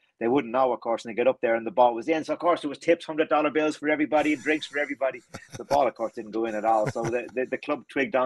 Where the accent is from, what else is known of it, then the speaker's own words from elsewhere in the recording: Ireland; growing up in Ireland as well too